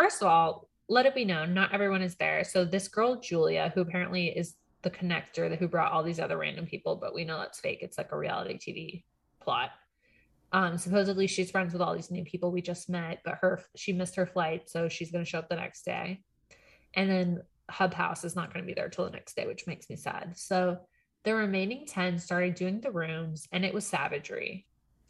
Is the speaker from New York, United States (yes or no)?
no; Texas, United States; born there; now in Virginia, United States; a Cowboys fan in Virginia. So, but that's like because I was born in Texas.